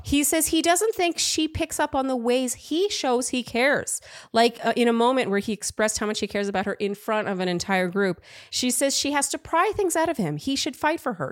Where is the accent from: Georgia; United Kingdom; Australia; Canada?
Canada; now in New York, United States; I'm from Canada. I live in New